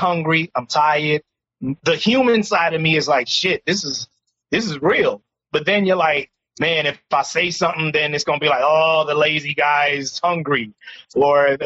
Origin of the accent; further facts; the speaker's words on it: New York City, New York, United States; born and raised in Harlem, which is a uniquely black, socially conscious community.